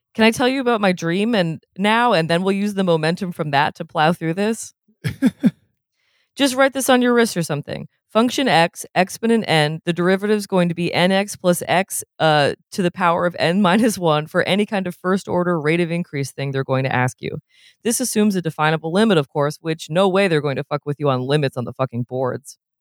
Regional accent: New England, United States; I'm from New England

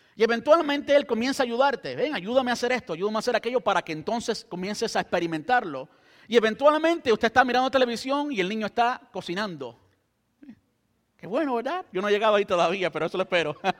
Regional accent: Cuba; now in Brandon, United States; yo soy cubano

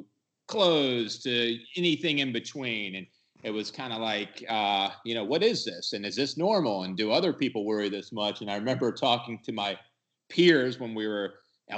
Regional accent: Georgia, United States; moved away as an adult; also born or lived in Madison, Wisconsin; I'm from Georgia, but I was up in Madison, Wisconsin. I wanted to get as far away from home as possible

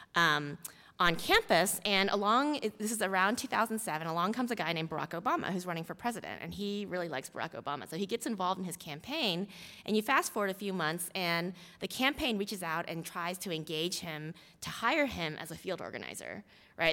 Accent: Houston, Texas, United States; I grew up in Texas, in Houston, Texas, um, as a daughter of Korean immigrants

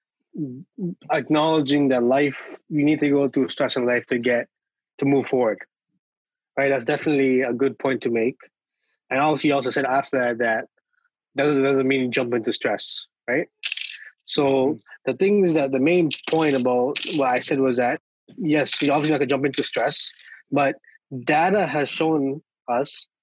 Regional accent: Toronto, Ontario, Canada; I grew up in Regent Park. I live in the middle of Regent Park

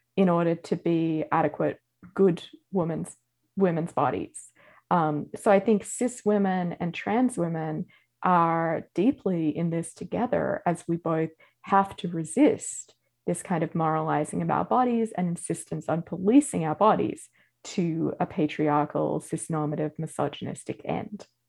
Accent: Australia; moved away as an adult; now in United States; as an Australian

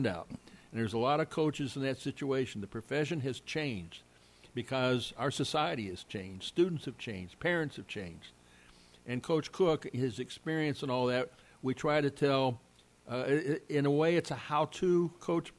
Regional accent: Los Angeles, California, United States; moved away; also born or lived in Oklahoma; I grew up in Los Angeles

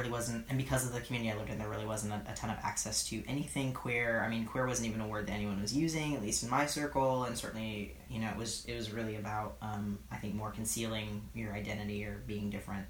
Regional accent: East Bay, California, United States; moved away as an adult; also born or lived in Chicago, Illinois; now in New York City, United States; I grew up in the Bay Area in California. And I always like to say that I grew up in the East Bay.

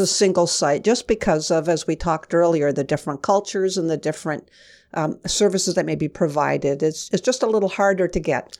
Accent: Kingston, Ontario, Canada; I grew up in Kingston, Ontario. I was born and bred there

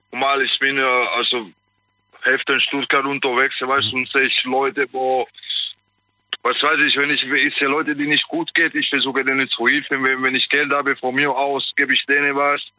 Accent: Italy; German is a second language; ich bin Italiener, weißt

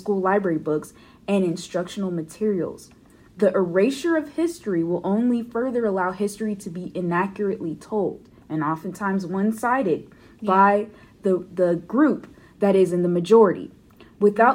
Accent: Indianapolis, Indiana, United States; I grew up in Indianapolis

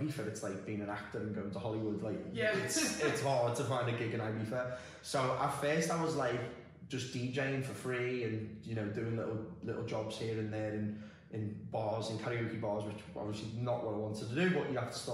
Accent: Liverpool, North West England, United Kingdom; moved away as an adult; now in Dubai, United Arab Emirates; I'm from Liverpool originally, and I've lived in Dubai just over 7 years now.

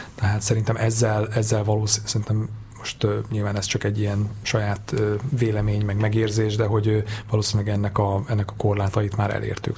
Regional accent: Hungary; moved away; én, én vidéki vagyok

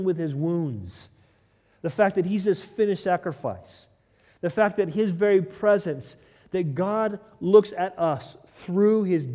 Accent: United States; moved away as an adult; now in United Kingdom; I'm American

